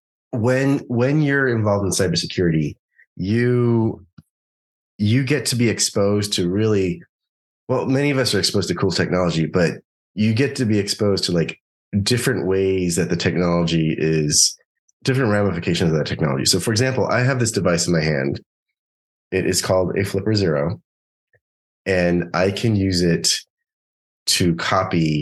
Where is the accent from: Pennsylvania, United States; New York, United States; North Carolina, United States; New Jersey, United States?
New York, United States; moved away as an adult; also born or lived in Los Angeles; I'm from New York, but I was in undergrad in Los Angeles